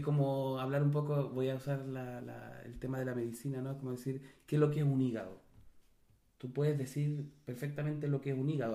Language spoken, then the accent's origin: Spanish; Chile; Yo puedo dejar de estar en Chile, pero no con eso dejo de ser chileno. Soy chileno